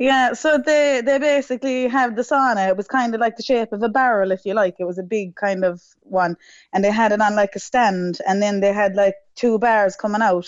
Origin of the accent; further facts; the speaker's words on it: Mitchelstown, Munster, Ireland; I'm from Mitchelstown myself